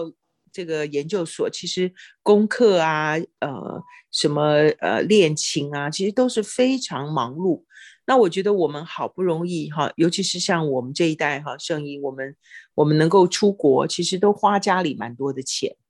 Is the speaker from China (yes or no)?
yes; China; 我们中国人其实都不是很喜欢那种很积极、很主动的那种，至少是我了哈。